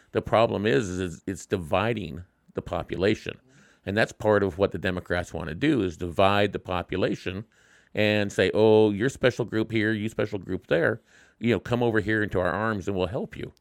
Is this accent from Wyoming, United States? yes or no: yes; Wyoming, United States; my home state